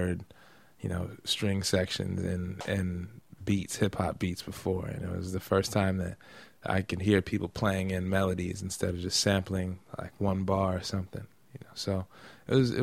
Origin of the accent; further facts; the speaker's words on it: the Valley, Southern California, United States; I grew up in the Valley. Most of my time spent out there